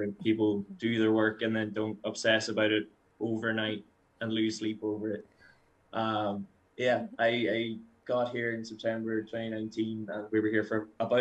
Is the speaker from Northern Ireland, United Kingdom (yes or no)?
yes; Derry, Northern Ireland, United Kingdom; moved away as an adult; now in Calgary, Canada; I'm from Derry in the north of Ireland, and I moved to Canada in mid-June last year.